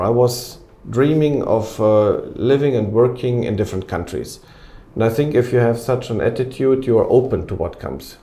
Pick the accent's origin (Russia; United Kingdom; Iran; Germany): Germany; Cologne, North Rhine-Westphalia; moved away as an adult; also born or lived in Antwerp, Belgium; now in Ukraine; I'm from Cologne